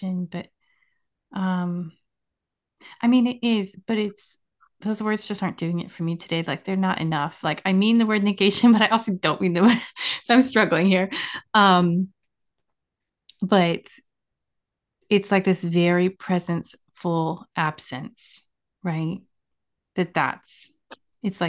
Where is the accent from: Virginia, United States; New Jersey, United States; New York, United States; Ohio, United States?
Virginia, United States; I grew up mostly in Virginia.